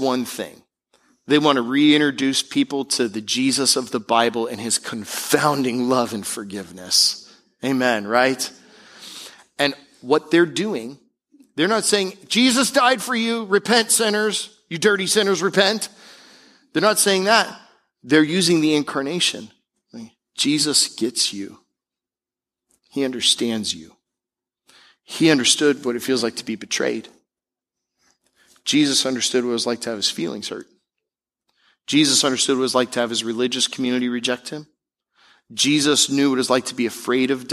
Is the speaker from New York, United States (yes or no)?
no; Tampa Bay area, Florida, United States; I grew up in the Tampa Bay area